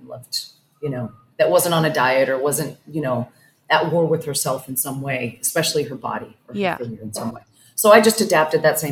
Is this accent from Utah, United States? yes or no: yes; Salt Lake City, Utah, United States; moved away as an adult; also born or lived in Los Angeles, California; now in Playa del Carmen, Mexico; I was born in Salt Lake City, Utah, you know, lived most of my life there, but adult life in Cali and then my delicious later years in Mexico